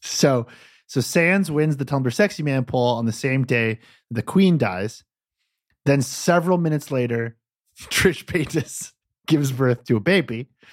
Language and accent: English; United States; I'm an American